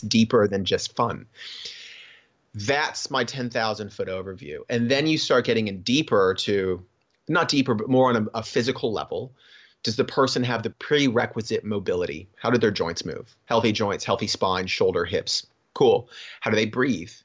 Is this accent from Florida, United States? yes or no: yes; Florida, United States; also born or lived in Cocoa Beach, Florida / Sarasota, Florida / Gainesville, Florida; growing up in Florida, like, I was always coastal